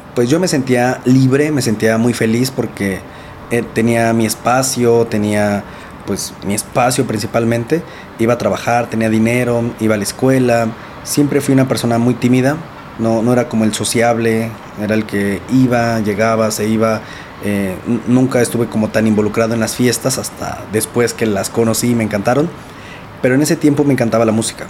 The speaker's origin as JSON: {"language": "Spanish", "town": "Nezahualcóyotl", "region": "State of Mexico", "country": "Mexico", "tie": "born or raised there", "said": "yo soy de Nezahualcóyotl, de Neza, Estado de México. Crecí en una familia pues realmente pues muy bonita."}